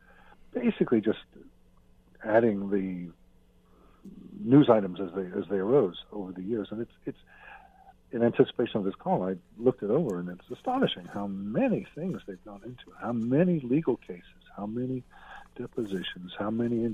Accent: United States; as an American

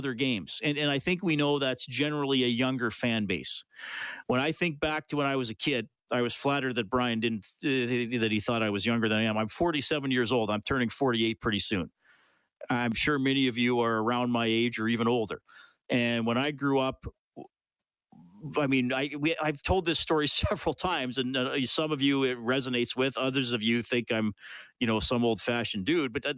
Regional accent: Evansburg, Alberta, Canada; since I was a kid in Evansburg growing up

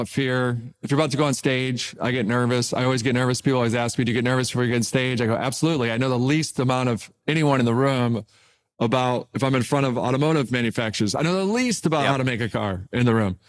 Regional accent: Detroit, Michigan, United States; I'm an intern at Cadillac growing up in Detroit

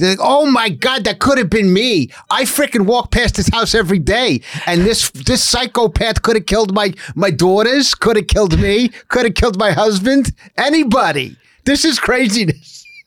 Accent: Long Island, New York, United States; moved away; my hometown of Long Island

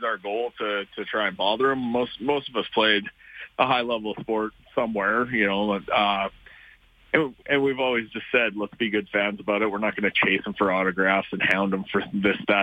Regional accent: Canada; we're Canadian

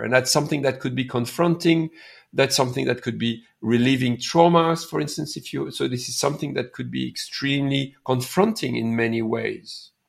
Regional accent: India; now in Canada; I'm from India. I'm a Canadian from Indian origin.

